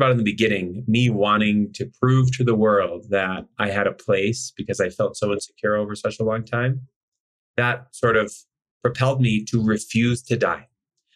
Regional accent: Chicago, Illinois, United States; I'm from Chicago. We grew up in a middle to upper class neighborhood

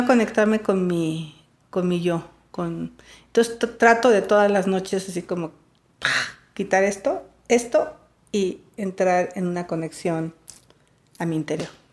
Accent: Valle del Mezquital, Hidalgo, Mexico; moved away as an adult; now in Mexico City, Mexico; yo soy del Valle del Mezquital

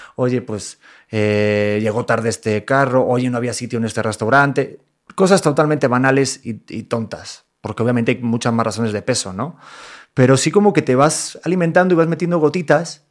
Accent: Mexico; somos mexicanos

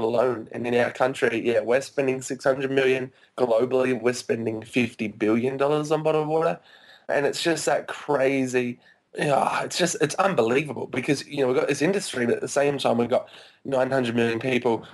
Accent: Australia; I grew up in Australia my whole life

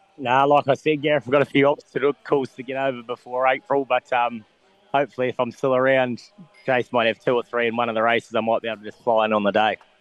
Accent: New Zealand; now in Australia; growing up in New Zealand

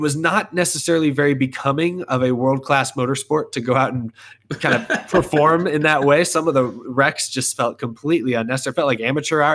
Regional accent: Texas, United States; someone who's born and raised in Texas

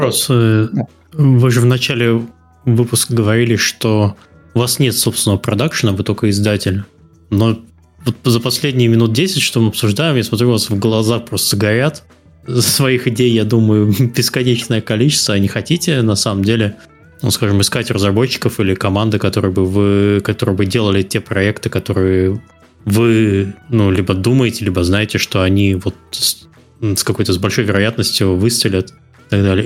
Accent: Kaliningrad, Kaliningrad Oblast, Russia; moved away as an adult; я сам из Калининграда, вы, наверное, вы, наверное не в курсе, а я из Калининграда, правда, вот три года назад переехал.

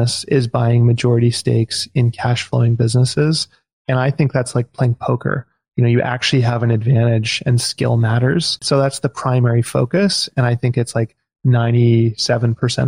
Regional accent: Vancouver, British Columbia, Canada; now in Victoria, Canada; I moved here when I was 15. I grew up in Vancouver.

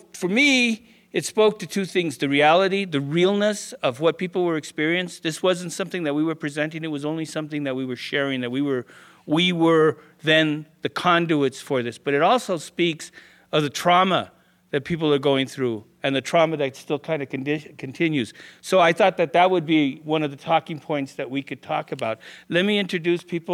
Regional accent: Denver, Colorado, United States; I'm a Chicano from Denver's West Side. This is my neighborhood. This is where I was born

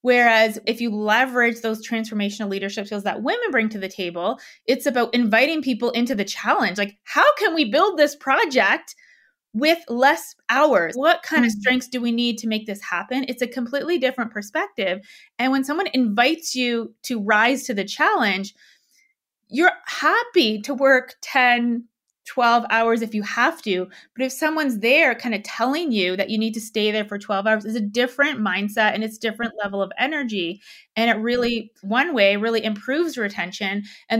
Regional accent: Canada; moved away as an adult; now in Denver, United States; I'm in Denver. So I'm Canadian. I used to live in Canada. And I just moved to Denver.

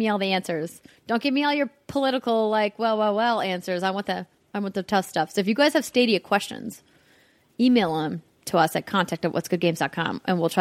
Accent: Fargo, North Dakota, United States; accent: Minnesota; moved away; my hometown of Fargo, North Dakota

